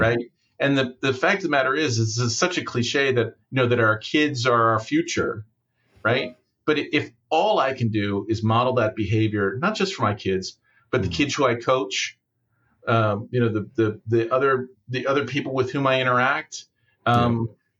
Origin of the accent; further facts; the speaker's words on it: United States; as an American